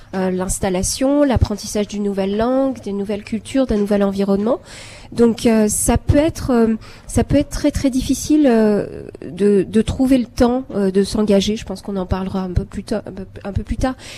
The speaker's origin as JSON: {"language": "French", "country": "Algeria", "tie": "born or raised there", "also_born_or_lived": "France", "moved": "yes", "lives_now": "Toronto, Canada", "said": "j'ai grandi en Algérie, j'ai d'abord émigré en France, et puis en fait au Canada."}